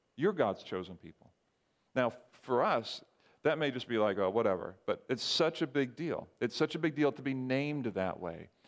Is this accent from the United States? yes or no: no; Barbados; moved away; growing up in Barbados